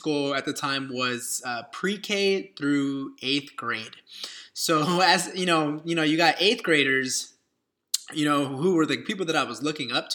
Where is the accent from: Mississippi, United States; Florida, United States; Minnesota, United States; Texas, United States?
Texas, United States; Dallas; I'm from a small suburb of Dallas, Texas